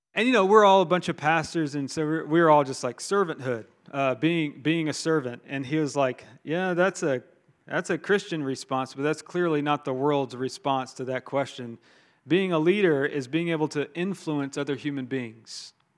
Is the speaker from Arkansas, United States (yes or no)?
no; Augusta, Georgia, United States; moved away; I'm from Augusta, Georgia